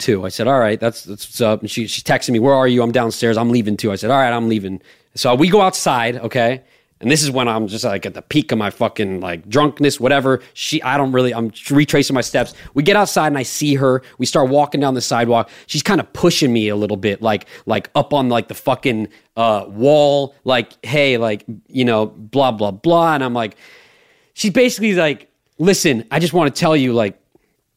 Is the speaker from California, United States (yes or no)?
yes; Los Angeles, California, United States; I'm not even from New York. I'm from fucking the Palisades. I'm from Los Angeles